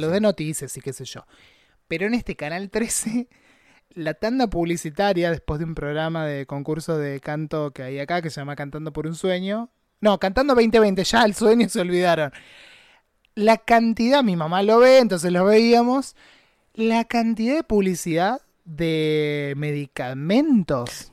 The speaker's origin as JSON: {"language": "Spanish", "town": "Necochea", "region": "Buenos Aires Province", "country": "Argentina", "lives_now": "La Plata, Argentina", "said": "yo que soy de Necochea, que es en la costa de la provincia de Buenos Aires"}